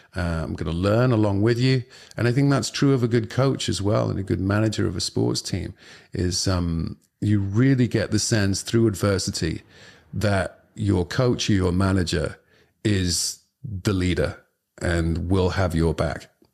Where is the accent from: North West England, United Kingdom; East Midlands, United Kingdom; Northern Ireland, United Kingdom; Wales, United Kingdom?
North West England, United Kingdom; Liverpool; the neighborhood I lived quite close by was, um, the Liverpool football club, uh, which is my, my, the team that I support and I kinda went to see and played a little bit for when I was a kid